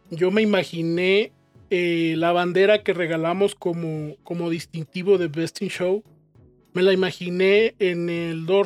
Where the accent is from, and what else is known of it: León, Mexico